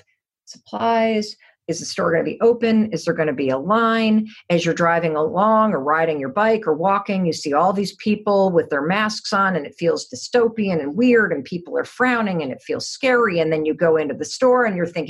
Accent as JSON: {"language": "English", "town": "Muskegon", "region": "Michigan", "country": "United States", "tie": "born or raised there", "moved": "yes", "said": "I grew up in Muskegon, Michigan."}